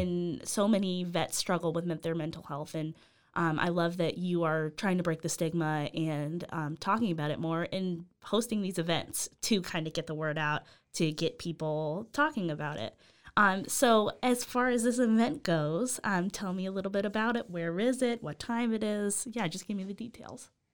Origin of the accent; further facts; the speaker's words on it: Las Vegas, Nevada, United States; moved away; that's where I'm from. I'm from Vegas